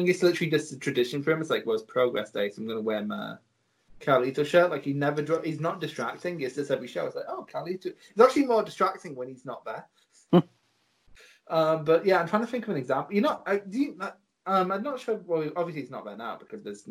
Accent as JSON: {"language": "English", "country": "United Kingdom", "said": "I'm British"}